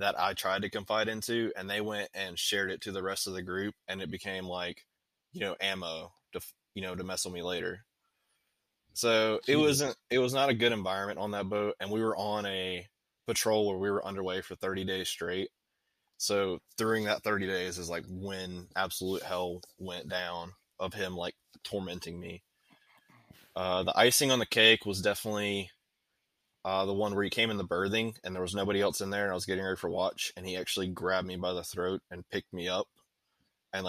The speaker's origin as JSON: {"language": "English", "region": "North Carolina", "country": "United States", "moved": "as an adult", "said": "I'm from a town of 240 people back in North Carolina"}